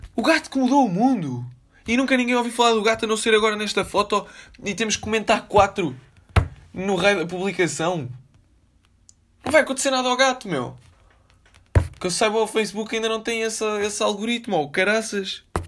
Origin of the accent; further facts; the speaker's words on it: Lisbon, Portugal; Foi na maternidade Alfredo da Costa